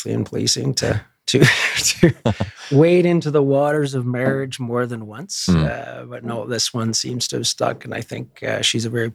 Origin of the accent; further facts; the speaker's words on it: Edmonton, Alberta, Canada; also born or lived in Ontario; I was born and raised in Edmonton. Total North End kid